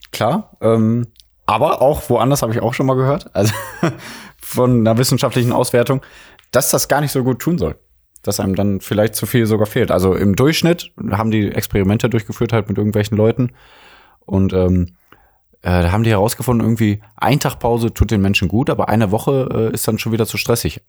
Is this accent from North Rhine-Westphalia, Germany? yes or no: yes; Mülheim an der Ruhr, North Rhine-Westphalia, Germany; Die Geschwister aus dem Ruhrgebiet, aufgewachsen in der Geburtsstadt von Helge Schneider